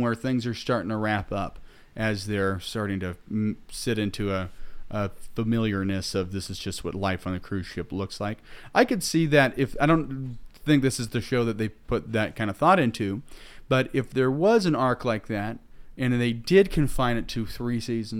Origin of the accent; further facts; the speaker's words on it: England, United Kingdom; We speak American. I'm English.